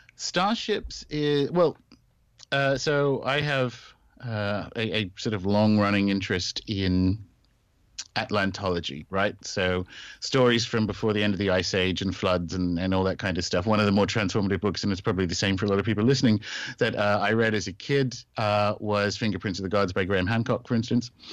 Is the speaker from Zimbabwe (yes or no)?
no; Australia; moved away as an adult; also born or lived in New Zealand / United Kingdom; I was born and raised in Australia